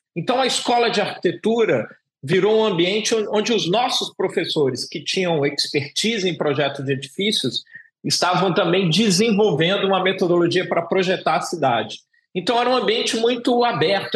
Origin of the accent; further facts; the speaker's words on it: São Paulo, Brazil; moved away as an adult; also born or lived in Rio de Janeiro; eu sou nascido em São Paulo e vou para o Rio de Janeiro